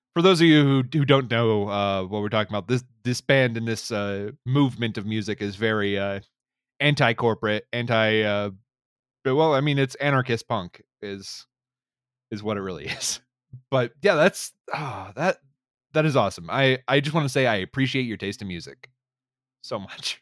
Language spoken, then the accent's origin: English; North Carolina, United States; I'm from North Carolina